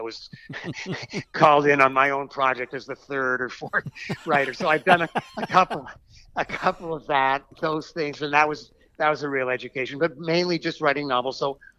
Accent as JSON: {"language": "English", "town": "Boston", "region": "Massachusetts", "country": "United States", "tie": "born or raised there", "also_born_or_lived": "Canada", "said": "So I lived during my early school years in Canada. I was born in Boston, too. And then I went to college in Massachusetts, and, you know, eventually I live, you know, still live in Massachusetts"}